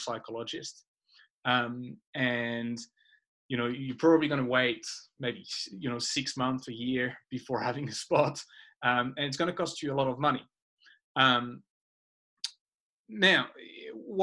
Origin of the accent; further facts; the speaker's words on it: France; moved away as an adult; I grew up in France and I did my first half of life in France. I went to school in France